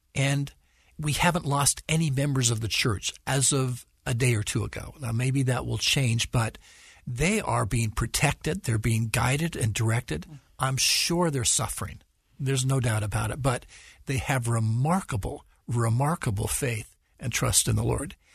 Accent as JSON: {"language": "English", "town": "Salt Lake City", "region": "Utah", "country": "United States", "tie": "born or raised there", "said": "I was born and raised in Salt Lake, so I've lived here much of my life, although worked in other places."}